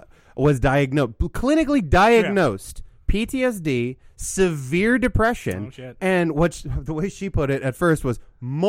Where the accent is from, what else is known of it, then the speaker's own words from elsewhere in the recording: Midwest, United States; we grew up in the Midwest